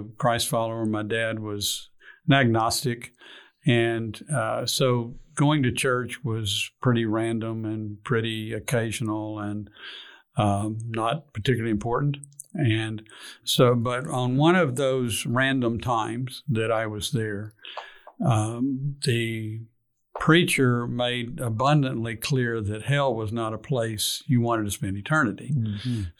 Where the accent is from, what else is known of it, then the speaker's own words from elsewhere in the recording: Fort Worth, Texas, United States; also born or lived in Houston / Arlington; I grew up in Fort Worth, on the east side of Fort Worth.